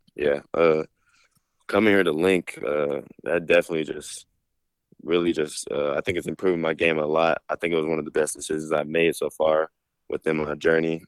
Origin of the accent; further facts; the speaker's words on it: Dallas, Texas, United States; we're both from Dallas